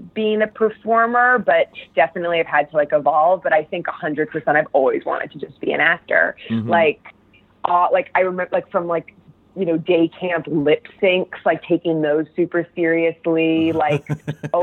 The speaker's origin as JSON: {"language": "English", "region": "New Jersey", "country": "United States", "tie": "born or raised there", "said": "I grew up in New Jersey"}